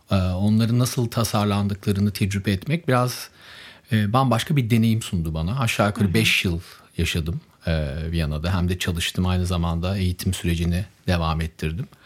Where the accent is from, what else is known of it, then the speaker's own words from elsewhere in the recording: Germany; born there; Çünkü Almanya doğumluyum. Ailem Almanya'da yaşıyor